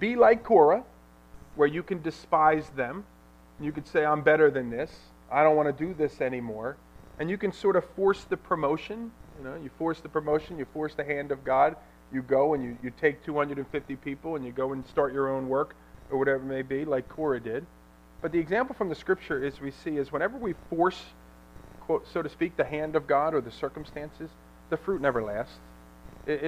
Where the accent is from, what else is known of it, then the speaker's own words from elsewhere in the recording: Ewing Township, New Jersey, United States; also born or lived in Lambertville, New Jersey; I grew up here in Ewing Township